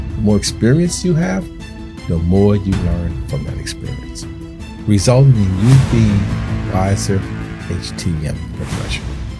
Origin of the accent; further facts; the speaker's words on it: New Orleans, Louisiana, United States; I'm from New Orleans, Louisiana.